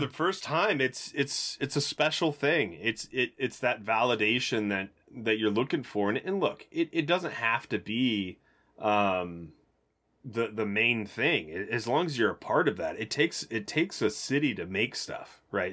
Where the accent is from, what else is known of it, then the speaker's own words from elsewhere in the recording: Tennessee, United States; I was just from Tennessee